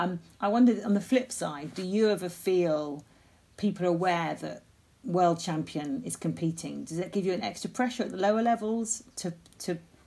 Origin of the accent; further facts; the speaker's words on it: Sussex, South East England, United Kingdom; I'm from Sussex